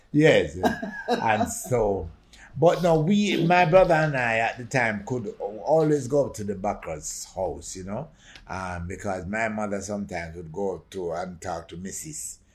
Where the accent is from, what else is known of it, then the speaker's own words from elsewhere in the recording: Jamaica; I feel very proud to be Jamaican.